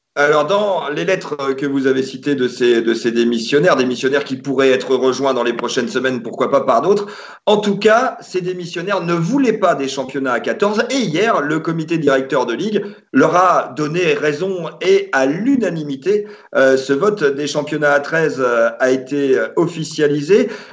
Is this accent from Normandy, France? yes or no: yes; Normandy, France; chez nous en Normandie